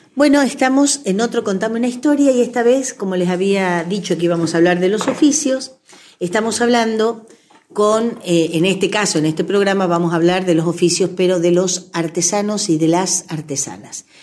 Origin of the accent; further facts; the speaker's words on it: Cañuelas, Buenos Aires Province, Argentina; soy de Cañuelas